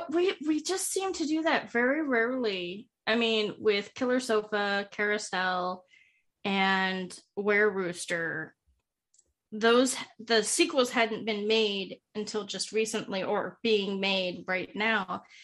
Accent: Alaska, United States; Because I'm from Alaska. Actually, I am in Alaska.

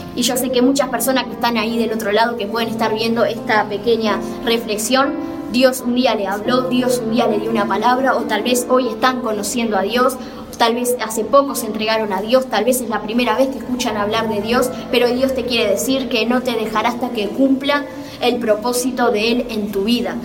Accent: Montevideo, Uruguay; soy de Montevideo, Uruguay

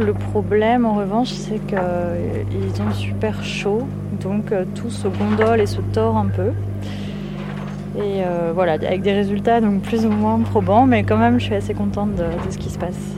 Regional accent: Nantes, Pays de la Loire, France; now in Paris, France; Moi, j'ai grandi à Nantes, donc pas très loin de l'océan

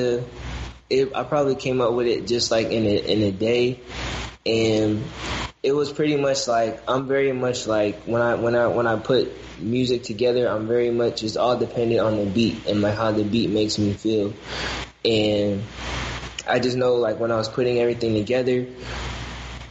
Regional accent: Detroit, Michigan, United States; where I'm from, because I'm originally from the West Side

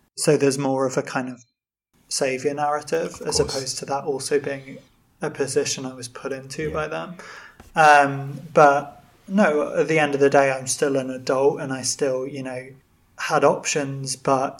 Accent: Birmingham, West Midlands, United Kingdom; moved away as an adult; also born or lived in Bangor; growing up in Birmingham feels like the middle of nowhere

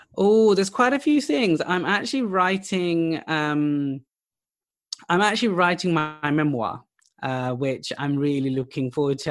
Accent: United Kingdom; also born or lived in Pakistan; I'm British, I'm Pakistani, I'm of South Asian heritage

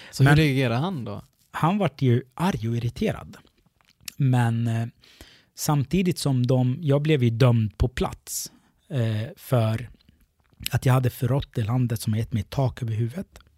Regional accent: Sweden; Eh, då säger jag kommer från Sverige. De fattar inte vart det ligger.

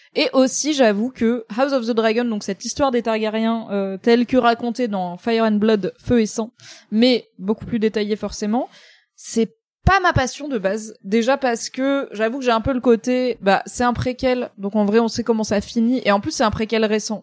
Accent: Grand Est, France; Je suis alsacienne un peu, tu vois, donc je suis un peu protestante

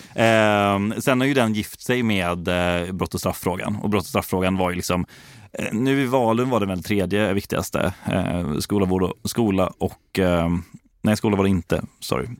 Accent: Gothenburg, Västra Götaland, Sweden; born or raised there

